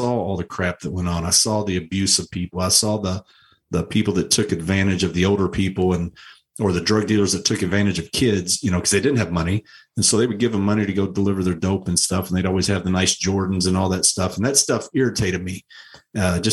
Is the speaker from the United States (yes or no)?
yes; Louisville, Kentucky, United States; moved away as an adult; I grew up in Louisville my entire life